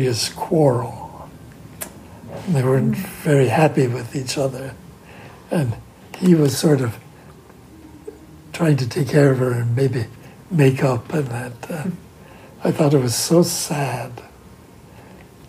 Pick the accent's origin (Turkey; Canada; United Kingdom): Canada; now in United States; I grew up in Canada, and all the time I've been living here